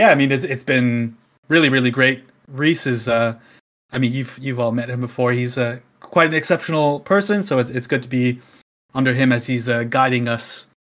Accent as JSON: {"language": "English", "country": "Canada", "moved": "as an adult", "lives_now": "Finland", "said": "you might be able to hear that my accent is not necessarily Finnish. So I'm originally from Canada. That's what that is. I've been living in Finland now for 5 or 6 years."}